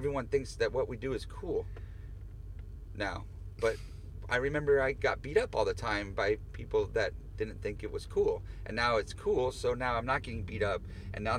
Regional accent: the Northwest, Pacific Northwest, United States; growing up in the Northwest

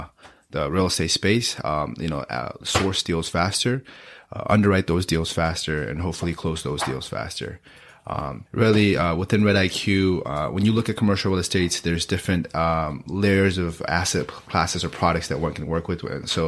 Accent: Gangtok, Sikkim, India; born there; I was born in Gyeongtok, Sikkim. Life there was quite different from what it is now.

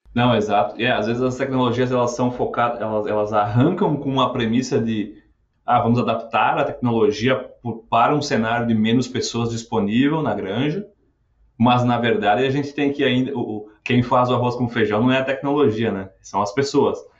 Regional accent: Rio Grande do Sul, Brazil; lá no sul, lá de onde eu venho, lá do Rio Grande do Sul

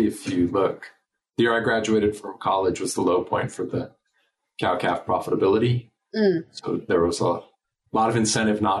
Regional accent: United States; also born or lived in Nebraska / Colorado; now in Texas, United States; I grew up in Nebraska and Colorado

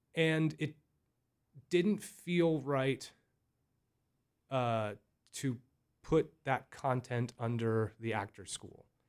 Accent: Berks County, Pennsylvania, United States; I grew up from such a small little area of Berks County

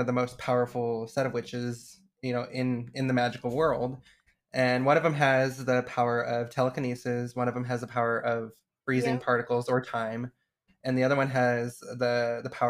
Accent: Idaho, United States; Being gay, growing up in Idaho was not easy

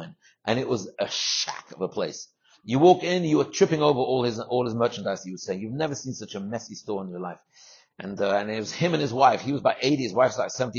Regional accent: London, United Kingdom; moved away; my house in England, where I grew up in London.

